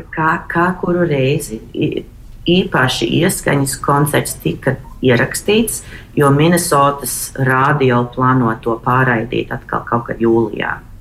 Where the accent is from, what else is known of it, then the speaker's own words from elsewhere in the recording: Boston, Massachusetts, United States; esot no Bostonas